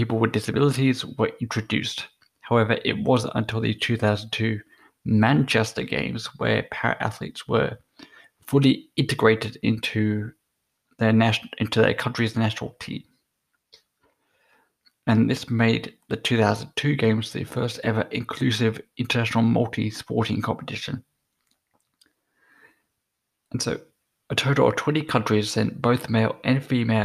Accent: Australia; I'm an Australian

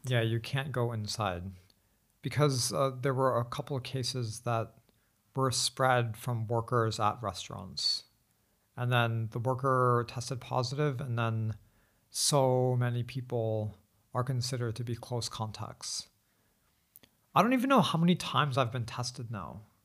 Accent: United States; now in Beijing, China; as an American

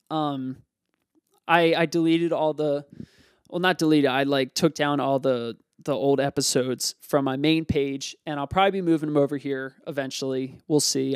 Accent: Lansdale, Pennsylvania, United States; I grew up in Lansdale, Pennsylvania.

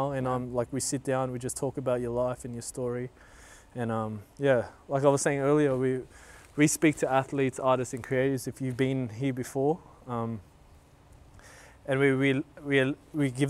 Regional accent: Blacktown, New South Wales, Australia; when we were young, growing up in Blacktown

